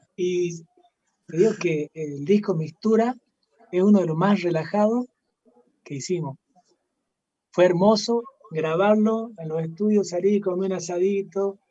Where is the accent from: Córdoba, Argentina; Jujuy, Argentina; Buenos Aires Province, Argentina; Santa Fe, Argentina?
Jujuy, Argentina; Somos, somos jujeños, como decía hace rato, amamos el lugar donde hemos nacido